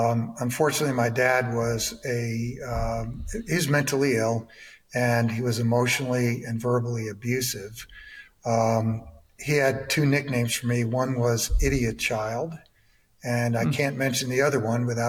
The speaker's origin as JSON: {"language": "English", "region": "New York", "country": "United States", "tie": "born or raised there", "also_born_or_lived": "Ohio / Michigan / Georgia", "moved": "as an adult", "said": "I was born in New York, went to Syracuse University in upstate New York"}